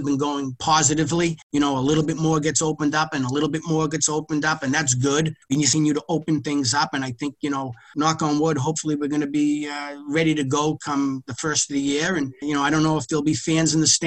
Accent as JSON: {"language": "English", "area": "hometown near Boston", "region": "Massachusetts", "country": "United States", "tie": "born or raised there", "said": "around my hometown"}